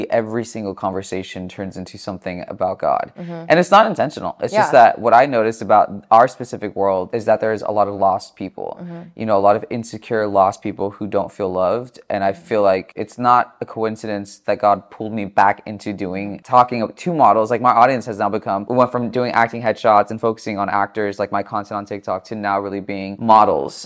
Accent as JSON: {"language": "English", "town": "Chino Hills", "region": "California", "country": "United States", "tie": "born or raised there", "lives_now": "Los Angeles, United States", "said": "I grew up in Chino Hills in the suburbs, so I've been in California and Southern California my entire life"}